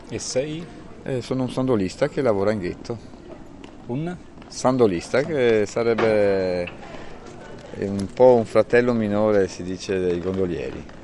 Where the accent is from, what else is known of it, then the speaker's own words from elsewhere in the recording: Warsaw, Masovian Voivodeship, Poland; now in Venice, Italy; sono polacco. Sì. Di dove? Varsavia.